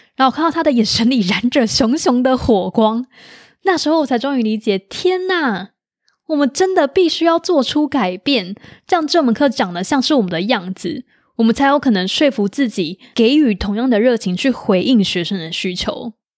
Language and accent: Chinese; Taiwan; 我们是台湾人